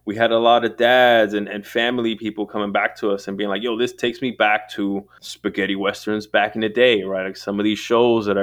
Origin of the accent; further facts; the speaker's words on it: New York City, New York, United States; moved away; also born or lived in West Coast; New York City is like stomping grounds, born and raised, and then somehow found my way to the West Coast